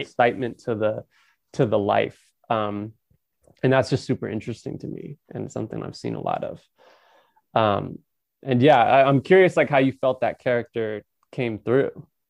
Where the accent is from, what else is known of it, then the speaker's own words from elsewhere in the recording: Napa, California, United States; I'm from Napa, which is just an hour north of San Francisco